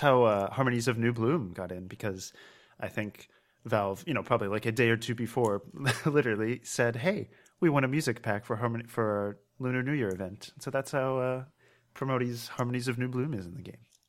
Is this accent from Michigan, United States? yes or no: no; Maryland, United States; now in Pennsylvania, United States; I'm from Maryland